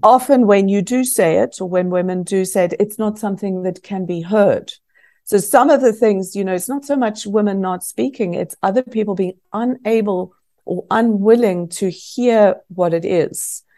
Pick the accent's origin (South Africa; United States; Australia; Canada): South Africa; also born or lived in Scotland; growing up in South Africa